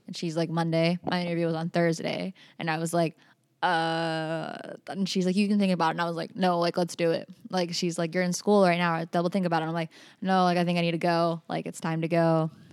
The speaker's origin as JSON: {"language": "English", "region": "South Carolina", "country": "United States", "also_born_or_lived": "Utah / Maui / St. Thomas", "moved": "yes", "lives_now": "Ketchikan, United States", "said": "I'm actually originally from South Carolina"}